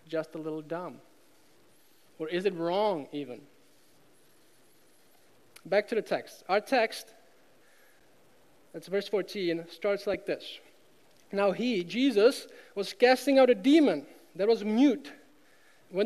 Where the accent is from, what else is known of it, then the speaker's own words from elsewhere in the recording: Czechia; moved away as an adult; now in United States; I grew up in Czech Republic.